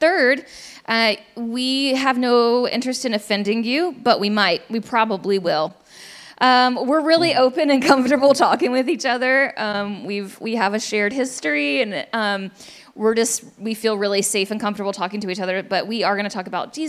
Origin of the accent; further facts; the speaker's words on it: Richmond, Virginia, United States; moved away; I'm from Richmond